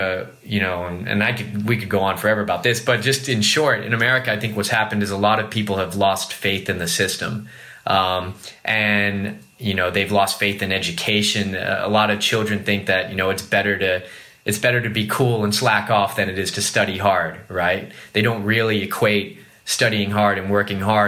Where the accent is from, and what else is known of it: Los Angeles, California, United States; moved away as an adult; now in Shanghai, China